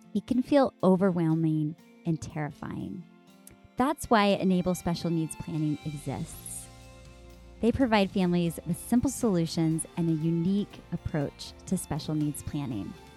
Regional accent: Amarillo, Texas, United States; moved away; my hometown in Amarillo, Texas

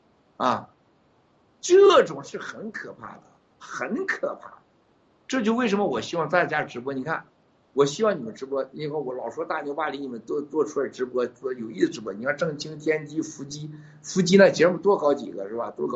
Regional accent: Taiwan; 西藏人现在回来要当西藏人，我们台湾人要当台湾人，大陆人能当大陆人呢？

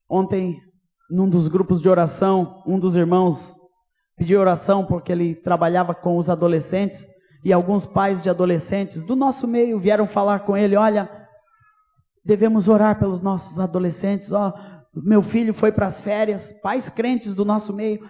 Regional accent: Brazil; quando Deus começou a me tirar daqui ainda como jovem, com 17 anos de idade, junto com Erasmo e Moisés, ministrar por esse Brasil afora

